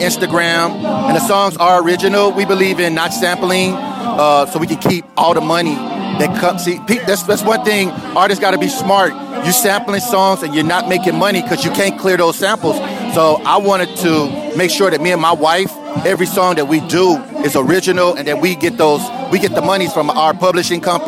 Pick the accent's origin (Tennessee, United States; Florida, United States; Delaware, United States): Tennessee, United States; Nashville; I'm from Nashville